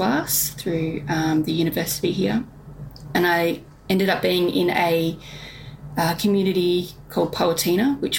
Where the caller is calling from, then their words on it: Launceston, Tasmania, Australia; I am from Kanamaluka, which is in the West Tamar of Launceston in La Trobita, Tasmania.